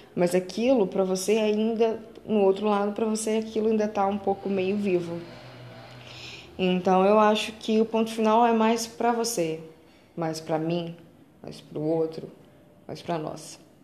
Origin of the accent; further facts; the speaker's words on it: Belo Horizonte, Minas Gerais, Brazil; sou de BH